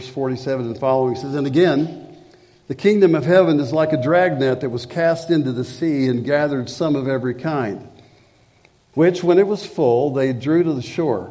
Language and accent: English; Springfield, United States; I'd come back to my hometown, Springfield